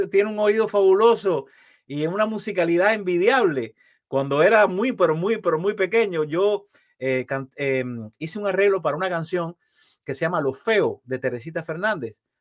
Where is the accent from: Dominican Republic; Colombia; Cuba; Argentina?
Cuba; Matanzas; moved away as an adult; now in Miami, United States; Yo soy esencialmente un cubano y de Matanzas, la ciudad más linda de Cuba